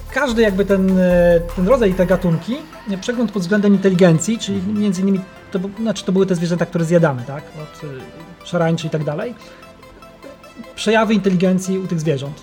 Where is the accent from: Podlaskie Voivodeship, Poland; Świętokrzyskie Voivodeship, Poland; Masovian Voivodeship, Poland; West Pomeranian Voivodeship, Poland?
Świętokrzyskie Voivodeship, Poland; Holy Cross Mountains; w moich rodzinnych stronach w Górach Świętokrzyskich